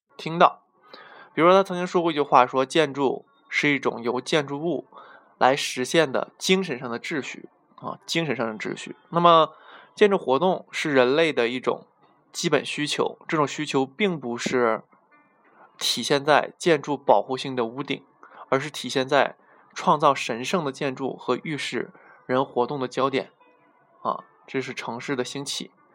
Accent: China; 为被我们中国人呃熟知的

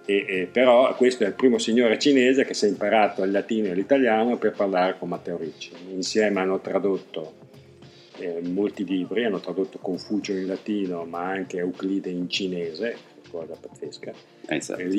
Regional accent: Verona, Veneto, Italy; now in China; Io per esempio vengo da Verona che nel suo piccolo è

